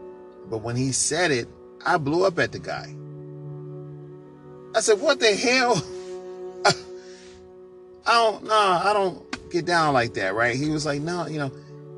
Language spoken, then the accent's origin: English; New York, United States; I'm a people person because, you see, I'm originally from New York.